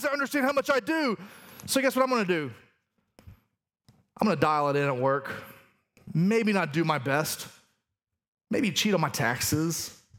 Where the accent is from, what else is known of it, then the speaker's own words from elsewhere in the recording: the South, United States; accent: Southern; Aramaic is not my first language, but Southern is